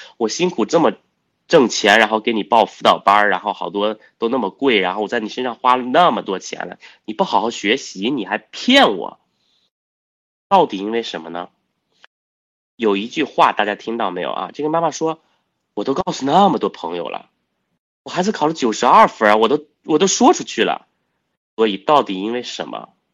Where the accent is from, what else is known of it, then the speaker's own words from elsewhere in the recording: China; 我们中国人有一诺千金，啊，我们有这样的传统